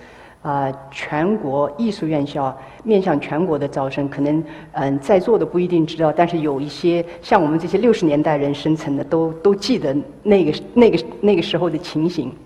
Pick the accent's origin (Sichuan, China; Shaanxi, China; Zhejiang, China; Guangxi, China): Zhejiang, China; Hangzhou; 啊，我生在呢杭州，啊，一个艺术家庭，